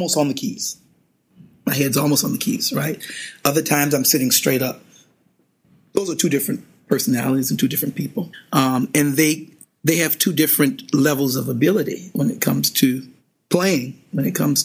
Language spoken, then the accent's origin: English; Louisiana, United States; being from Louisiana, we are known for our left hands as far as piano players are concerned